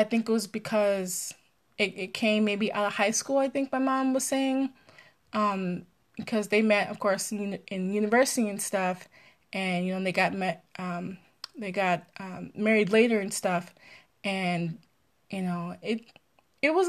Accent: Maryland, United States; also born or lived in Pennsylvania; I'm from Maryland, live in Maryland

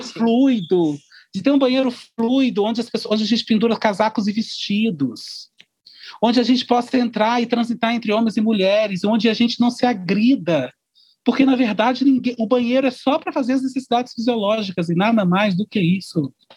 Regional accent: Brazil; nós somos brasileiros, nós estamos no Brasil

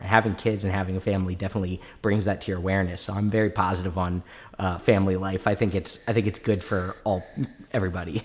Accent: Maryland, United States; I grew up in Maryland

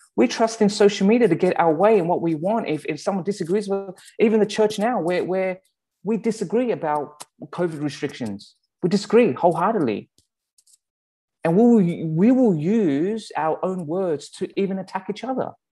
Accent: Sydney, New South Wales, Australia; accent: Australian; also born or lived in Calgary, Canada; now in Abbotsford, Canada; my Australian accent

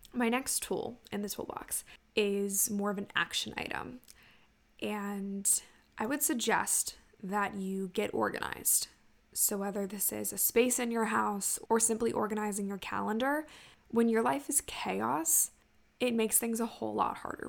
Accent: Ocean City, Maryland, United States; my hometown of Ocean City, Maryland

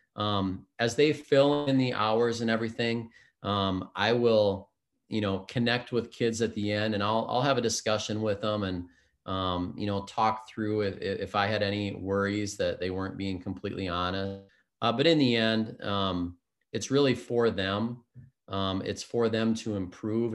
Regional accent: Spring Lake Park, Minnesota, United States; grew up in the Twin Cities area, a suburb of um, Minneapolis called Spring Lake Park

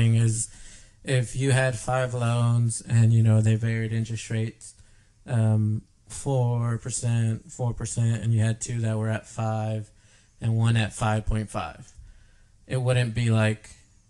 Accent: the South, United States; we're from the South

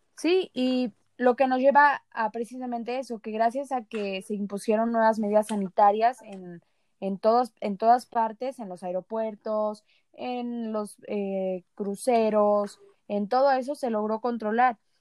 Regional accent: Mexico

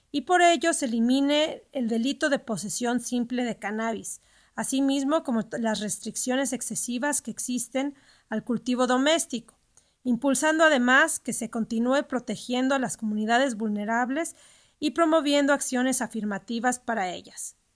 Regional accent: Mexico

